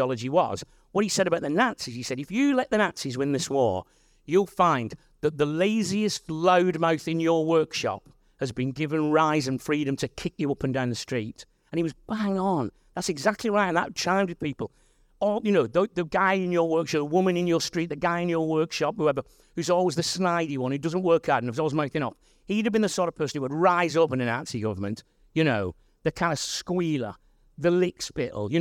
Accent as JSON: {"language": "English", "town": "Wigan", "region": "North West England", "country": "United Kingdom", "said": "I'm from Wigan"}